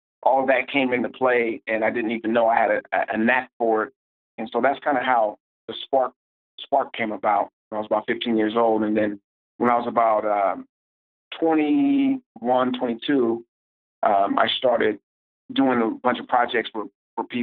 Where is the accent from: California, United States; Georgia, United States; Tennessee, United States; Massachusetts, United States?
California, United States; Oakland; I'm from Oakland, California